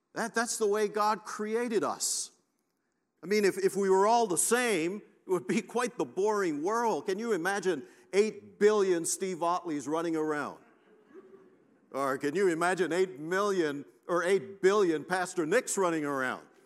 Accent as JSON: {"language": "English", "country": "Belize", "moved": "yes", "lives_now": "Canada", "said": "I'm from Canada, originally from Belize"}